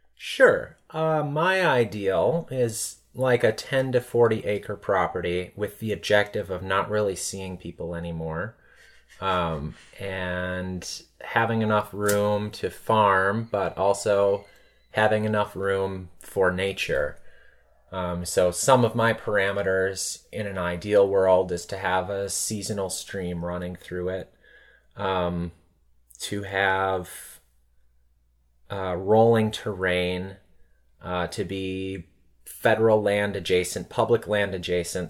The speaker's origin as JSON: {"language": "English", "town": "Blue Mounds", "region": "Wisconsin", "country": "United States", "tie": "born or raised there", "also_born_or_lived": "Chicago", "moved": "as an adult", "lives_now": "Los Angeles, United States", "said": "I grew up in the small town of Blue Mounds, Wisconsin"}